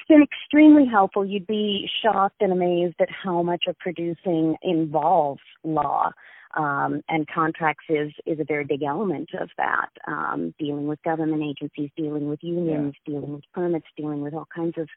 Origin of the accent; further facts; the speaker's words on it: Midwest, United States; now in Los Angeles, United States; I was born in the United States in the Midwest and then progressively moved west. I landed in Los Angeles in 2009